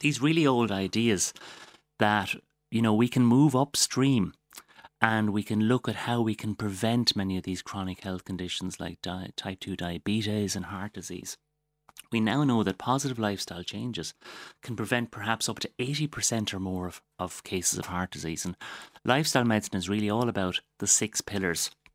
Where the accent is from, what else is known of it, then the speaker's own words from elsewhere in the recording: Waterford, Munster, Ireland; I'm, I'm from Waterford. I'm very proud of the place I come from